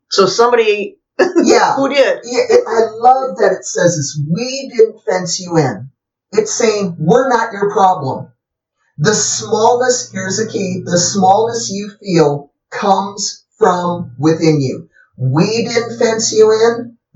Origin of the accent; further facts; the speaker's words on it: South Dakota, United States; Growing up in South Dakota. up in South Dakota, where we had lots of fields and we went running all